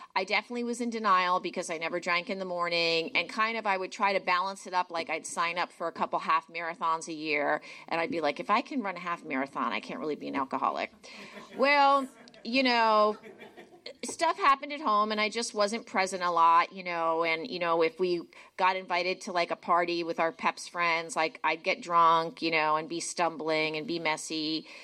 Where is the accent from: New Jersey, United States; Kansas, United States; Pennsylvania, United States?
New Jersey, United States; moved away; I grew up in New Jersey.